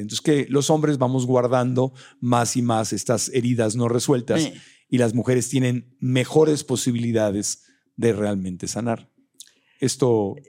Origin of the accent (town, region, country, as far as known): Mexico